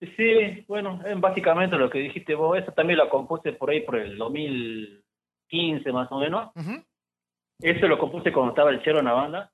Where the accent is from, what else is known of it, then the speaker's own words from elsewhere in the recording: Salta, Argentina; nosotros somos acá de Salta